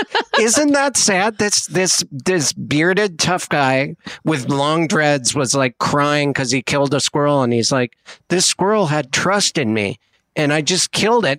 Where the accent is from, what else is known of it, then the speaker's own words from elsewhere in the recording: Montana, United States; I'm from Montana